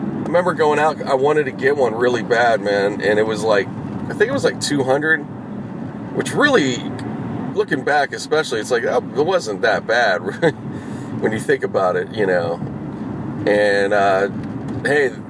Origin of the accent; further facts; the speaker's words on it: Pittsburgh, Pennsylvania, United States; now in Los Angeles, United States; I was growing up in the Pittsburgh area